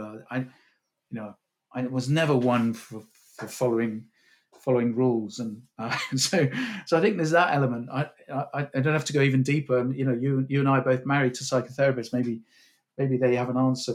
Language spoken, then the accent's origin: English; Cornwall, South West England, United Kingdom; I grew up in Cornwall